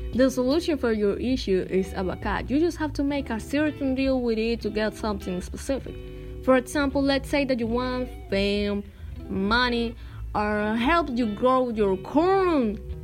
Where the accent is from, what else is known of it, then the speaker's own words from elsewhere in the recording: Dominican Republic; We are from Dominican Republic